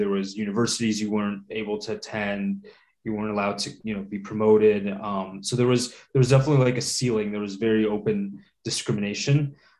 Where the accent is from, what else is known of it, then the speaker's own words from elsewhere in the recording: Portland, Oregon, United States; also born or lived in Riga, Latvia; now in New Jersey, United States; I was born in Riga, Latvia. When I was born there, it was the Soviet Union, former Soviet Union. I came to Portland, Oregon, as a young kid when I was about to turn five.